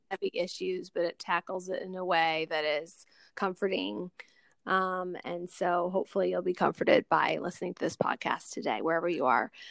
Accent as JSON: {"language": "English", "town": "Seattle", "region": "Washington", "country": "United States", "tie": "born or raised there", "said": "growing up in Seattle in the 80s"}